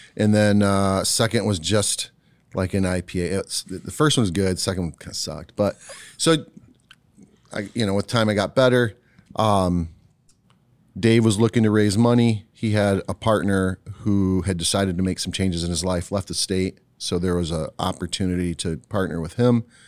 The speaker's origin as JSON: {"language": "English", "region": "Ohio", "country": "United States", "tie": "born or raised there", "moved": "yes", "lives_now": "West Michigan, United States", "said": "I was born in Ohio."}